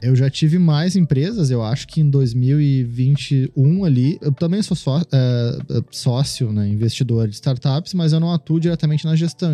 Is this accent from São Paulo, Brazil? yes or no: no; Porto Alegre, Rio Grande do Sul, Brazil; desde onde eu vim, na Ilha da Pintada, né? Sou da Ilha uhum. da Pintada. É um bairro de Porto Alegre